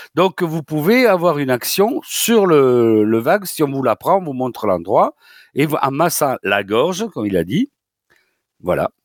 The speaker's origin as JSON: {"language": "French", "town": "Toulouse", "region": "Occitania", "country": "France", "accent": "Toulouse (southern French)", "said": "comme mon accent l'indique, c'est une la, faculté de médecine de Toulouse."}